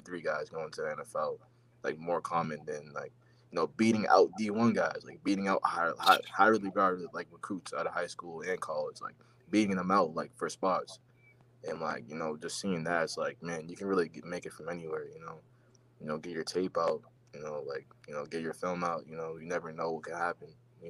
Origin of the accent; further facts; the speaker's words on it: New England, United States; I mean, I think growing up in New England, like, everyone just sees greatness